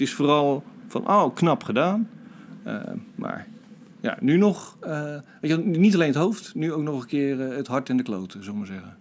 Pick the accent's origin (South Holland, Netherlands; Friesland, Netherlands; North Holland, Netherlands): South Holland, Netherlands; Rotterdam; ik ben Rotterdammer